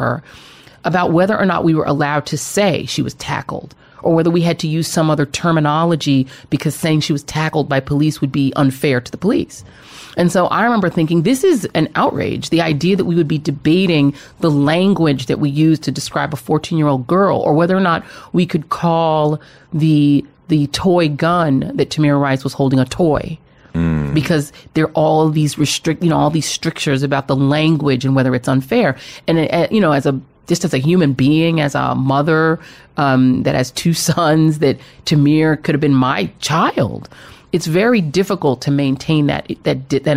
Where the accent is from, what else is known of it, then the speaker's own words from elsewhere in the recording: Colorado, United States; moved away; I grew up in Colorado.